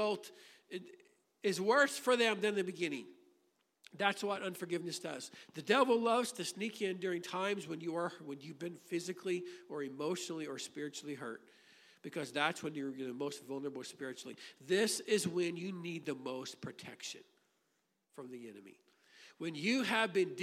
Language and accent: English; Grafton, Illinois, United States; I grew up in Grafton, Illinois. I spent my childhood there.